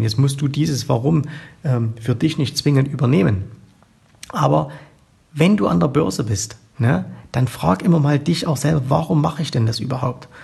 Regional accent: East Germany, Germany; ich bin äh, im Osten aufgewachsen, ich war genau zur Wiedervereinigung 18 Jahre alt

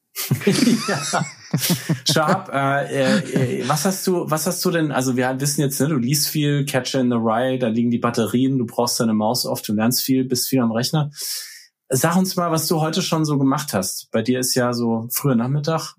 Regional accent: Nuremberg, Bavaria, Germany; now in New York, United States; in meiner Heimatstadt in Nürnberg

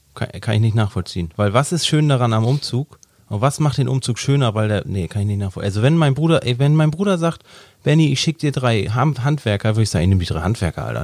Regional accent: Hamburg, Germany; ich bin ja auch ein Hamburger Jung.

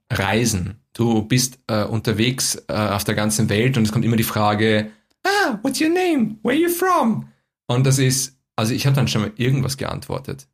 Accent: Vienna, Austria; ich bin Wiener

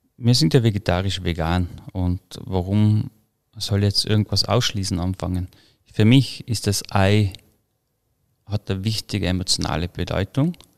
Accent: Croatia, Tyrol, Austria; wo ich aufgewachsen bin, in Kroatien, der Garten, in Tirol, die Felder

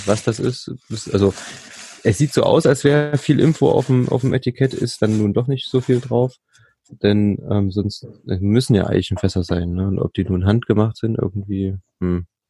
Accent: Thuringia, Germany; ich bin ja gebürtiger Thüringer

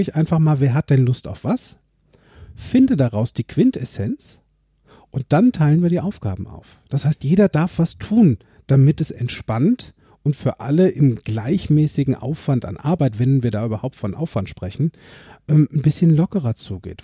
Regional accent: Limburg an der Lahn, Hesse, Germany; Tanzzentrum Josateur in Limburg, wo ich groß geworden bin

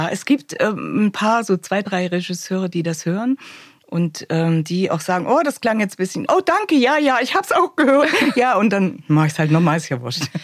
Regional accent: Thuringia, Germany; dass jetzt nicht jeder hört, ich komme aus Thüringen.

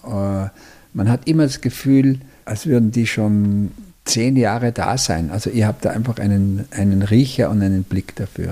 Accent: Tyrol, Austria; meine Heimat, also quasi das Tirolische

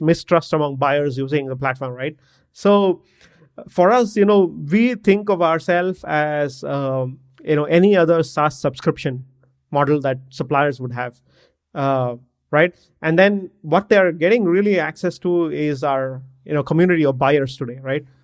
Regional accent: Bangalore, Karnataka, India; I'm from Bangalore in India

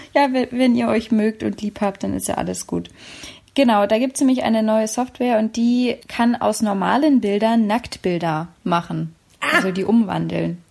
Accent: Berlin, Germany; aus meiner Heimatstadt Berlin

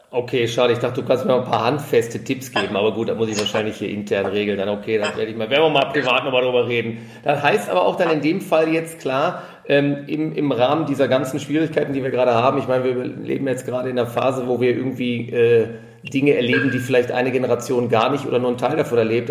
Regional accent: Ruhr area, North Rhine-Westphalia, Germany; moved away as an adult; now in Munich, Germany; in meine alte Heimat zu machen zu einem meiner alten Hockey-Kumpane aus dem Ruhrgebiet

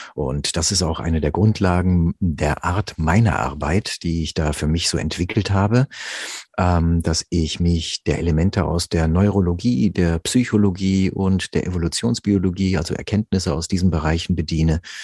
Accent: Rüsselsheim, Hesse, Germany; also born or lived in Offenbach; ich bin in Offenbach geboren. Ja, besser noch in Rüsselsheim aufgewachsen

